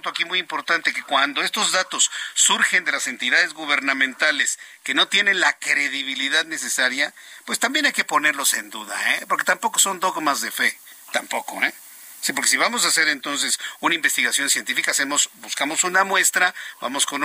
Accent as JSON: {"language": "Spanish", "country": "Mexico", "said": "aquí en México no funcionan porque no somos chilenos"}